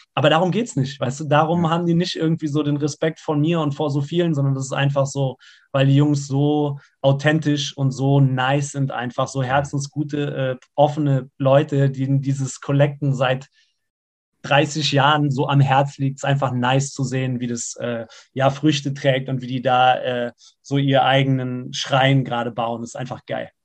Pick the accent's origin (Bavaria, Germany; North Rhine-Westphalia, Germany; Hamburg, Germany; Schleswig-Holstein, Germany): North Rhine-Westphalia, Germany; Siegen; ich bin ja in Siegen geboren und in Siegen gibt es eigentlich nur Berge